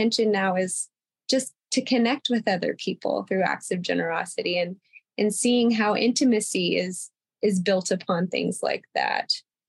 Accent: United States; growing up in American society, where if you talk about yourself at all, then you are egotistical and you are selfish and you aren't thinking about others. And then a double whammy of that is I was raised in a Southern Baptist cult

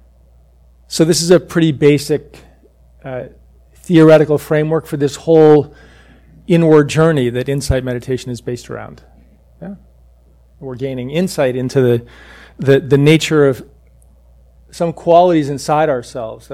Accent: Hanover, New Hampshire, United States; moved away; also born or lived in Cambridge, Massachusetts / Newburyport, Massachusetts; I grew up in Hanover, New Hampshire

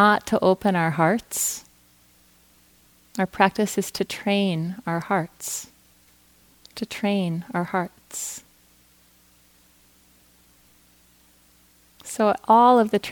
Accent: Fargo, North Dakota, United States; I grew up in Fargo, North Dakota

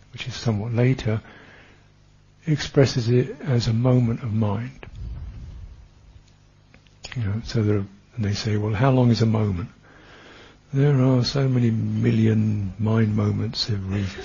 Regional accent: England, United Kingdom; I am English

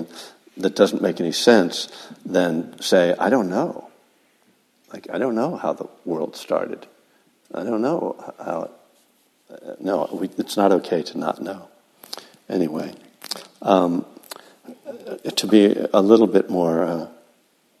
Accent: East Coast, United States; now in California, United States; I'm from the East Coast

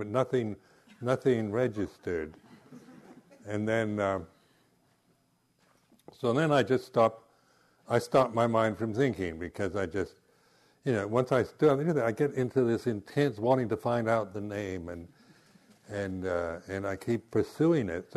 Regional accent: Seattle, Washington, United States; also born or lived in Southern California; now in England; these friends of my parents when I grew up in Seattle, and then when my parents moved to Southern California

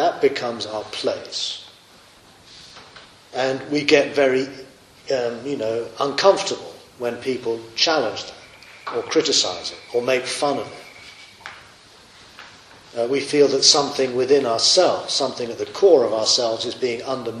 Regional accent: Australia; You know, I am an Australian. And when Australia does well at the Olympics, we instinctively stand up and go, yeah!

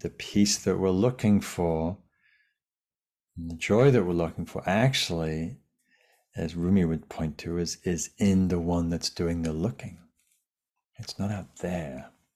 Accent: Lake District, North West England, United Kingdom; now in Sausalito, United States; in the fells of, of northern England where I grew up in the Lake District.

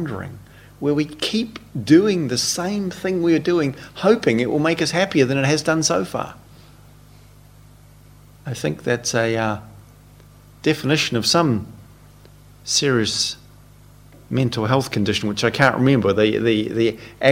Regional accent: New Zealand; When I was a teenager growing up in New Zealand in my late teens with my friends

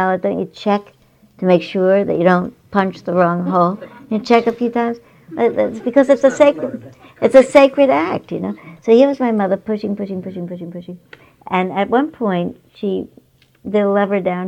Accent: New York, United States; I grew up in New York

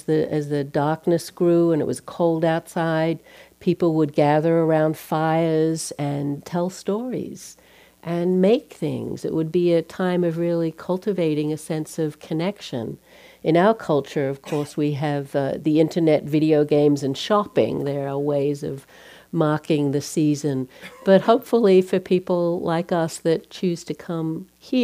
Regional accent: Australia; moved away; I'm from Australia. When we celebrate Christmas, it's the middle of summer

